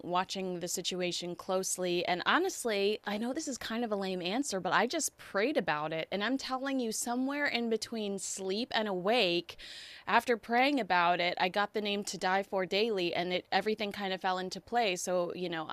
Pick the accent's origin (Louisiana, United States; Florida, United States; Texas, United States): Texas, United States; Plano; I am a Southern girl. I grew up in Plano, Texas